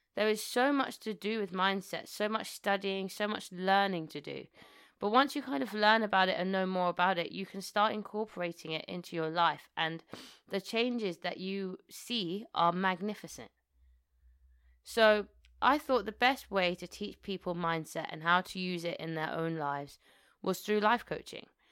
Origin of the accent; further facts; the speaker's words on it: New Malden, London, United Kingdom; also born or lived in Tooting, London; So I was born in Tooting, Southwest London, and then we shortly afterwards moved to, moved to New Malden, where I spent the majority of my life, twenty years of my life.